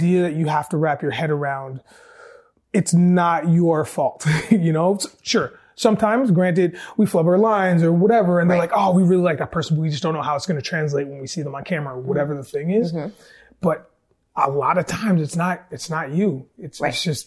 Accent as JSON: {"language": "English", "town": "Cambridge", "region": "Ontario", "country": "Canada", "tie": "born or raised there", "said": "I grew up in Cambridge, Ontario"}